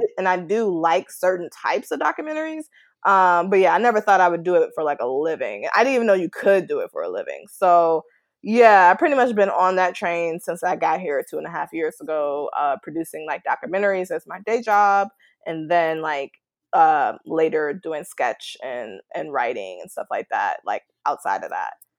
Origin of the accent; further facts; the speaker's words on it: West suburbs of Chicago, Illinois, United States; I grew up, like, in the West suburbs, so I was about a good ten minutes from Chicago, but we just say Chicago just because we're so close.